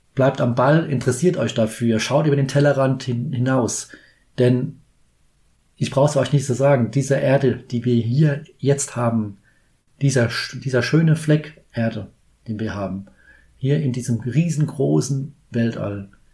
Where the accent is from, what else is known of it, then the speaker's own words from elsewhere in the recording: Kaiserslautern, Rhineland-Palatinate, Germany; ich komme aus Kaiserslautern.